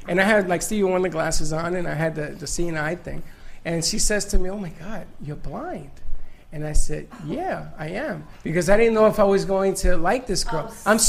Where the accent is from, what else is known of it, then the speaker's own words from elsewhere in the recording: New York City, New York, United States; I'm from the Bronx, honey.